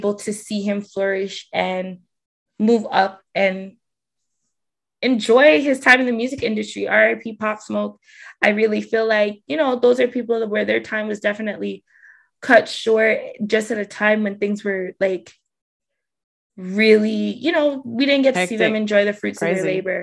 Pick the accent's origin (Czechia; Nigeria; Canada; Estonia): Canada; for me as a Canadian